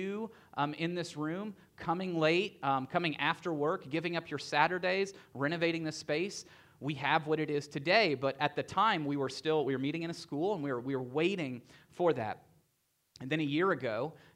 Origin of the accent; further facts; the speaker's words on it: Tennessee, United States; I grew up in Tennessee